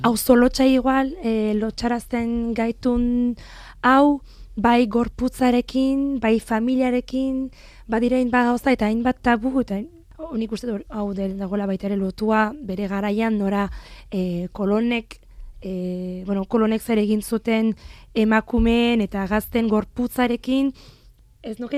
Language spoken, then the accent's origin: Basque; France; born there; zergatik, zergatik ni jaio nintzen frantzen, zergatik nire gurasoek, e, ez, bueno, egin zuten ies